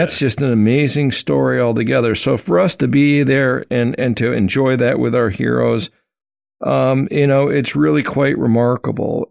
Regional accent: Wisconsin, United States; I grew up in Wisconsin

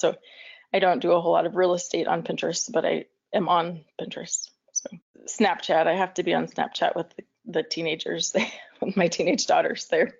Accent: Amarillo, Texas, United States; I grew up in Amarillo, Texas, and then my husband and I lived there for a couple of years early on in our marriage.

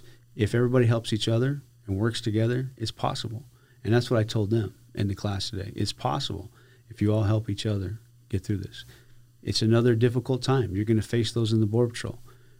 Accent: Benson, Arizona, United States; now in Big Bend, United States; I'm originally from Benson, Arizona.

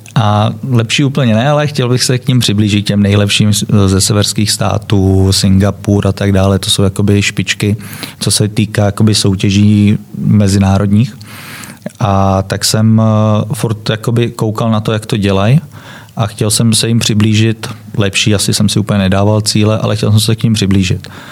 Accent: Czechia; also born or lived in Germany; now in Prague, Czech Republic; pocházíme oba z Českého ráje

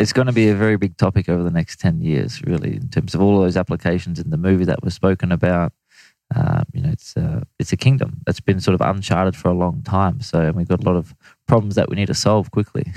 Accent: Australia; as an Australian

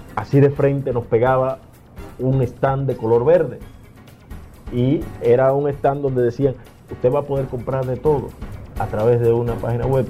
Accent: Dominican Republic; yo soy dominicano

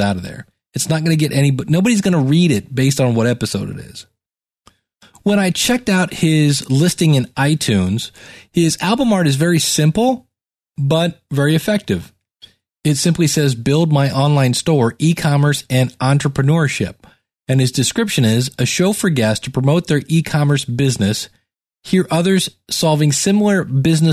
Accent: Cleveland, Ohio, United States; I'm from Cleveland, Ohio.

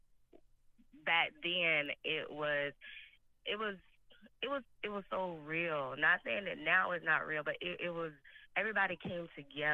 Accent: Mississippi, United States; now in Phoenix, United States; Growing up in Mississippi

